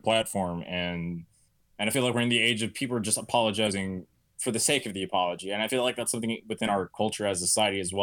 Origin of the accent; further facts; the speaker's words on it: Florida, United States; moved away; I'm from Florida. My father is a racist Cuban. You know, that's what I grew up around